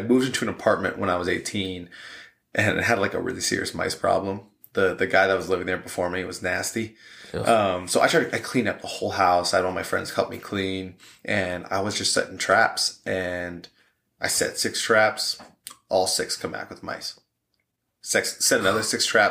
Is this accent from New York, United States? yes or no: yes; New York, United States; moved away; Growing up in New York